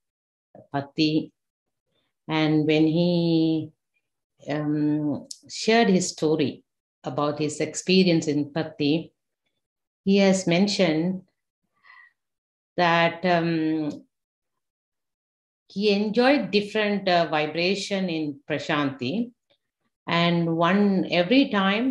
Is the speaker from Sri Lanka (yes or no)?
yes; Sri Lanka; moved away; we have a government exam in back home in Sri Lanka. I'm from Sri Lanka.